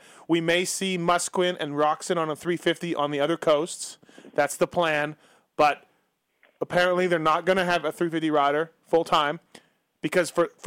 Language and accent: English; Canada; I'm Canadian